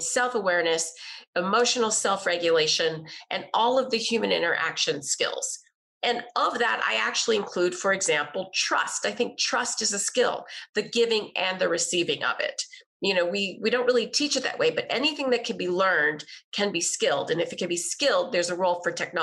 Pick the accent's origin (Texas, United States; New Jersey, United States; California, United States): Texas, United States; I grew up in Texas in the 80s